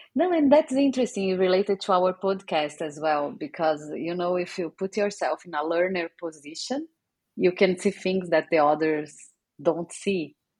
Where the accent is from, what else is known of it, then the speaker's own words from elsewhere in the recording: Brazil; moved away; also born or lived in England; I'm from Brazil